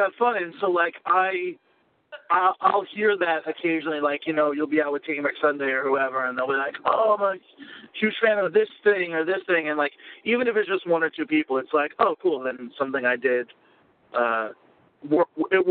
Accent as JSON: {"language": "English", "area": "Long Island", "region": "New York", "country": "United States", "tie": "born or raised there", "said": "As a Long Islander"}